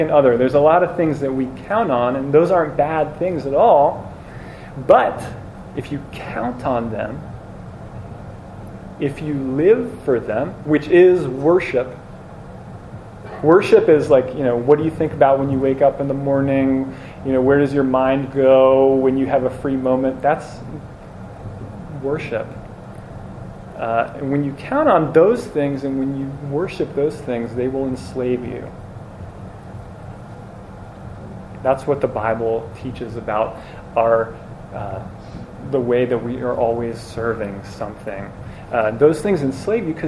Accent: New Jersey, United States; I grew up in New Jersey

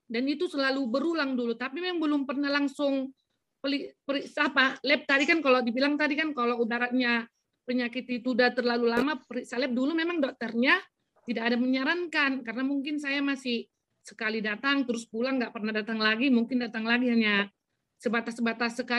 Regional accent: North Sumatra, Indonesia; Jadi kalau di istilah kami orang Batak memang penyakit anyang-anyangan ini beda lagi apanya.

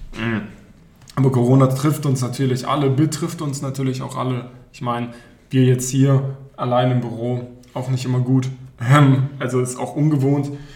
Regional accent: Berlin, Germany; moved away as an adult; now in Baden-Württemberg, Germany; gebürtiger Berliner, bin dann hier in den Süden gezogen, um zu studieren

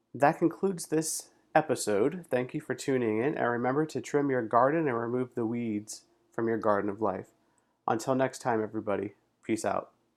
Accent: South Florida, United States; now in Pittsburgh, United States; I was born and raised in South Florida

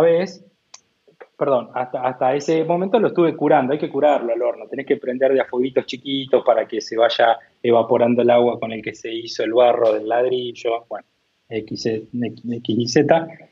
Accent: Coronel Dorrego, Buenos Aires Province, Argentina; moved away as an adult; also born or lived in India; now in Tandil, Argentina; yo soy oriundo de Coronel Dorrego, ¿no? Un pueblito de Coronel Dorrego, eh, que básicamente son 7.000 habitantes

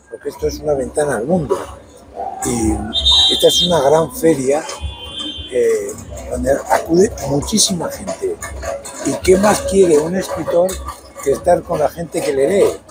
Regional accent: Basque Country, Spain; Bueno, yo soy vasco

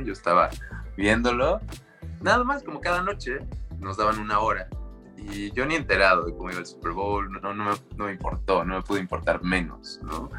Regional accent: Mexico City, Mexico; moved away as an adult; also born or lived in Acapulco; llegar como chilango, con mentalidad chilanga a, una ciudad

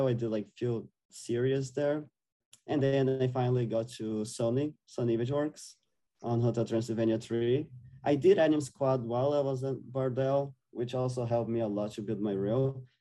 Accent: Brazil; moved away as an adult; I'm from Brazil, South America as well

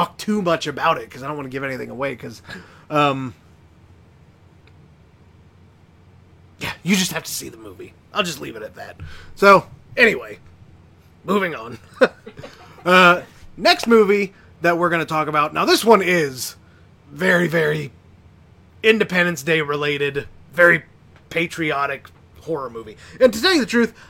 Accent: Indiana, United States; I grew up in Indiana, though, so I guess I could be classified as hillbilly

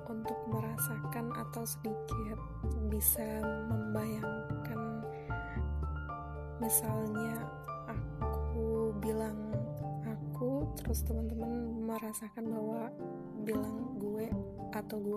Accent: Kebumen, Central Java, Indonesia; now in Surabaya, Indonesia; aku asli dari Kebumen kebetulan dari kuliah sampai sekarang di Surabaya

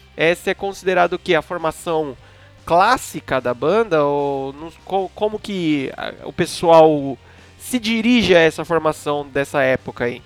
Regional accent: Brazil; somos brasileiros

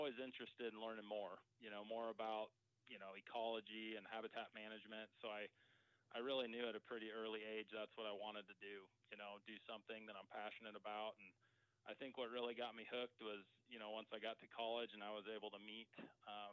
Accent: Lexington, Nebraska, United States; I grew up in Lexington, so didn't make it too far from home

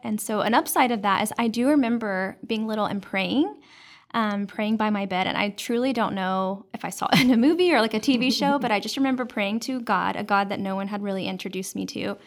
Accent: Dallas, Texas, United States; I grew up in Dallas, and I was actually raised by my grandparents

